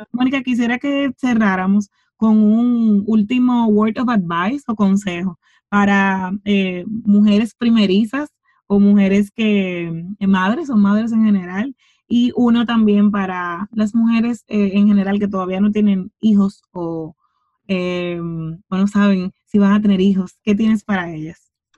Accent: Santo Domingo, Distrito Nacional, Dominican Republic; crecí en Cristo Rey, crecí en un barrio de mi país.

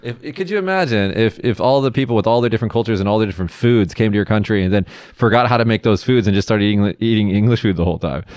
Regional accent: United States; moved away as an adult; now in Japan; I'm American

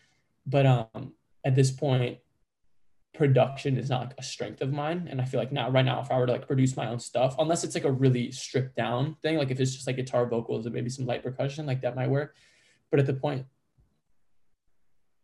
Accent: Chicago, Illinois, United States; I'm born and raised in Chicago

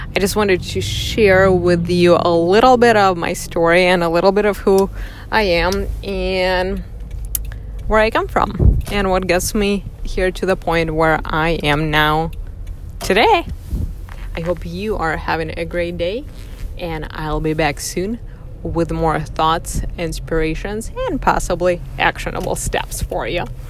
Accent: Russia; moved away as an adult; also born or lived in northern Michigan, United States; now in United States; I was born and raised in Russia

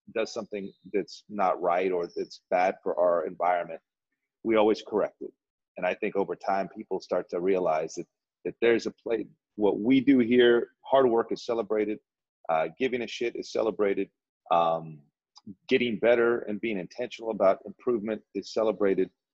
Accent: Dripping Springs, Texas, United States; moved away as an adult; also born or lived in Bakersfield / Moncton; this is my my hometown. This is my alma mater. This place I grew up.

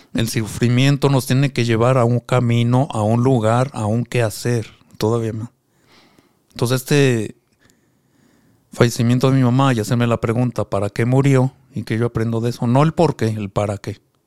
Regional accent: Mexico City, Mexico; moved away as an adult; also born or lived in Pucallpa, Peru; now in Cuba; Yo soy originario de la Ciudad de México. Allá, ahí crecí.

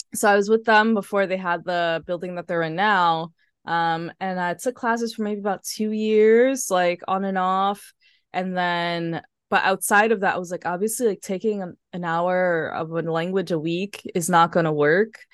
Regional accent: New York City, New York, United States; moved away as an adult; now in Paris, France; I grew up in Harlem

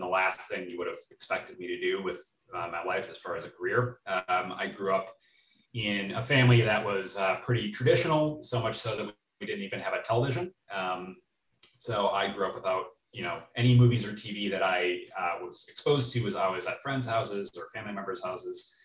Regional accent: Western Wisconsin, United States; I grew up in Western Wisconsin, kind of in the middle of the country

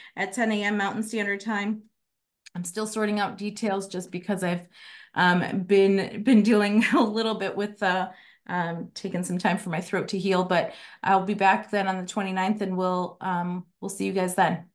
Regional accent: Chicago, Illinois, United States; now in Arizona, United States; I'm from Chicago, I haven't lived there in twenty-one years

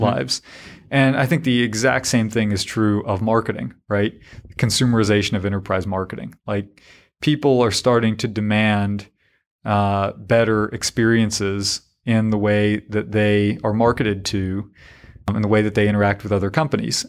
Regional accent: Harnett County, North Carolina, United States; I was this yokel from Harnett County

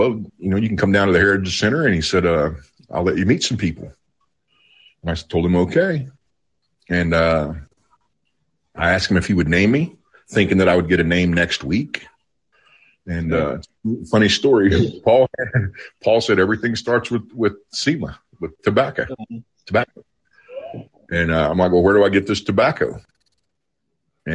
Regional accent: Okmulgee, Oklahoma, United States; moved away as an adult; also born or lived in Pennsylvania; I was raised down around Okmulgee, and I left Oklahoma

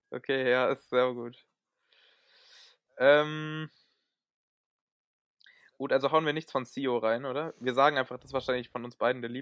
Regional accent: Frankfurt, Hesse, Germany; was ich auch auf jeden Fall noch sagen muss als Frankfurter, ist natürlich ….

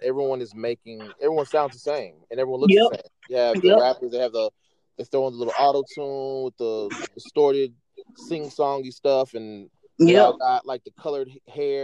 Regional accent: Atlanta, Georgia, United States; I'm from Atlanta

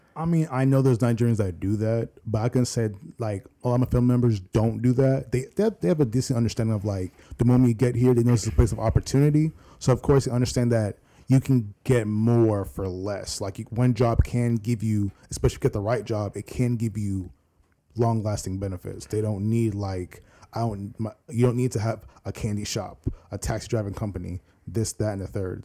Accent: Virginia Beach, Virginia, United States; also born or lived in Norfolk, Virginia; I was born in Norfolk, but raised in Virginia Beach

